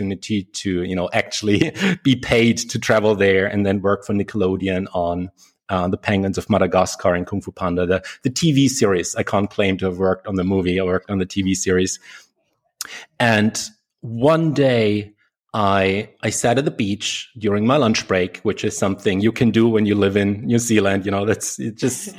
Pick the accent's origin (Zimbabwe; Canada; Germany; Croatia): Germany; I came back to Germany. That's where I'm originally from, if you can't tell from my accent.